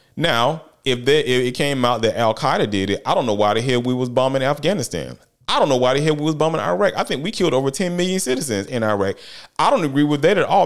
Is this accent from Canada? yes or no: no; United States; I'm an American.